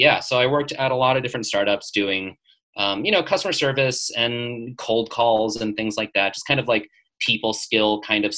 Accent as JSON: {"language": "English", "town": "Las Vegas", "region": "Nevada", "country": "United States", "tie": "born or raised there", "also_born_or_lived": "Chicago / New York", "moved": "as an adult", "lives_now": "Los Angeles, United States", "said": "So I grew up in Las Vegas"}